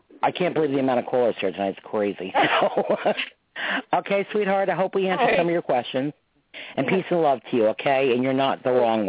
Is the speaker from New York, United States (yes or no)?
yes; New York, United States; I'm from New York.